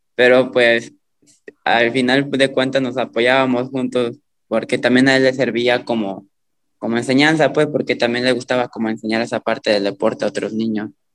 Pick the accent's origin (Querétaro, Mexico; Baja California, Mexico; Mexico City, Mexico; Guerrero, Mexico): Guerrero, Mexico; a town near Iguala; hay tanto borracho aquí en mi pueblo, y más de mi edad.